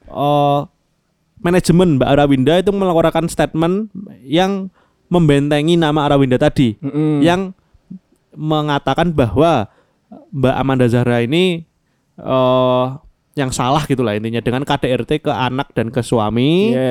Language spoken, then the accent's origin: Indonesian; Jakarta, Indonesia; Kita orang Betawi itu.